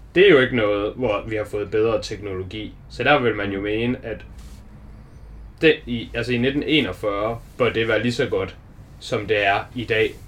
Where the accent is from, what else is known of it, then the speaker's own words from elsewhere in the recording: Denmark; vi er danskere